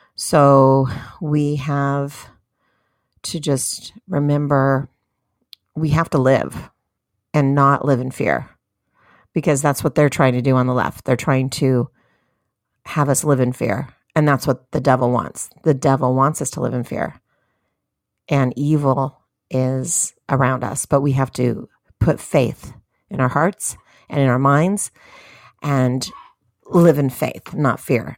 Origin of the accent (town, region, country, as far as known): United States